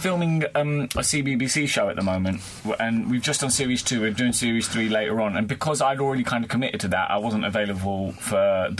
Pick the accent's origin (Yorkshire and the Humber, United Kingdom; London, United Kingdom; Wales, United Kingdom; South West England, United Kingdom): London, United Kingdom; also born or lived in Mombasa, Kenya / Moorestown, New Jersey, United States; now in Harrow, United Kingdom; Well, no, I grew up in Hackney